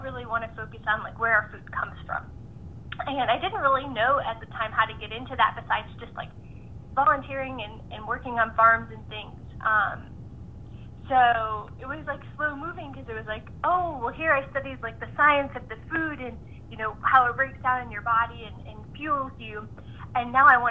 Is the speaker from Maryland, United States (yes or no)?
no; Northeast Ohio, United States; moved away; I grew up in Northeast Ohio